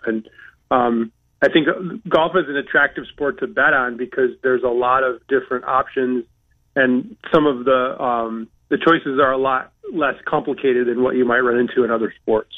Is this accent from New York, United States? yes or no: no; Saginaw, Michigan, United States; now in Connecticut, United States; growing up in Saginaw, Michigan, in a factory town